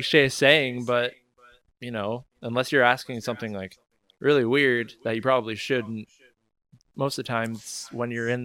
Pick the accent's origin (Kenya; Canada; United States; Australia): United States; Oregon; moved away as an adult; now in San Francisco, United States; I moved to San Francisco here from Oregon, where basically my hometown. I grew up all my life.